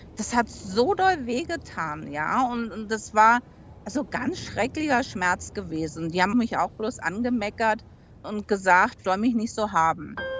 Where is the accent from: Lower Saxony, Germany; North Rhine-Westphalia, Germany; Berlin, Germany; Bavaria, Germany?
Berlin, Germany; now in United States; ich bin 1963 in Westberlin geboren und bin 1969 im alten Neuköllner Krankenhaus an den Mandeln operiert worden